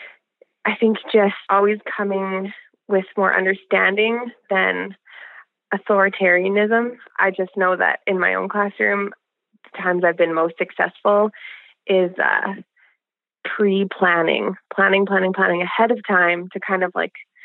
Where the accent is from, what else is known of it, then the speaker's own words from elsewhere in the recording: Alberta, Canada; I'm from Alberta, Canada